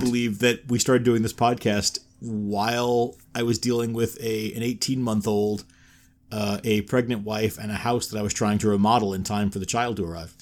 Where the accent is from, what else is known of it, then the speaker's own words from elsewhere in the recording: New York, United States; moved away; I'm from New York originally